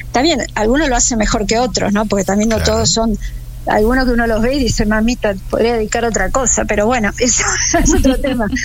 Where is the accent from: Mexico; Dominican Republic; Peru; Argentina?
Argentina; como argentina